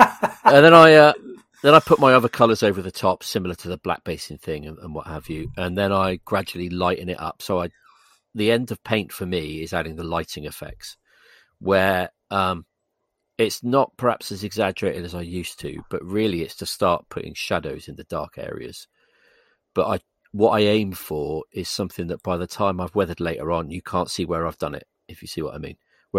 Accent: England, United Kingdom; I'm English.

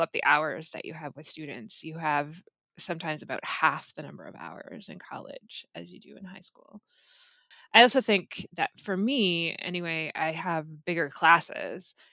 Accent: Gravenhurst, Ontario, Canada; I'm from Gravenhurst, Ontario, so I'm from Muskoka, cottage country.

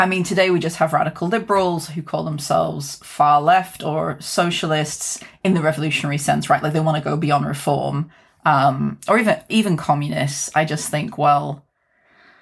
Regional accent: Wakefield, Yorkshire and the Humber, United Kingdom; also born or lived in Barnsley; my hometown, a very working class town, Wakefield. I mean, I lived between Wakefield and Barnsley

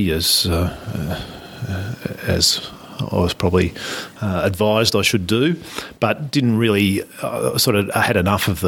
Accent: Scoresby, Victoria, Australia; our dairy farm was in Scoresby

